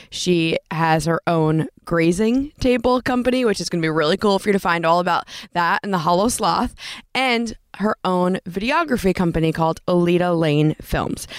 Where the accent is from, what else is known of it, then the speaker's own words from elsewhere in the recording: East Coast, United States; moved away; Growing up on the East Coast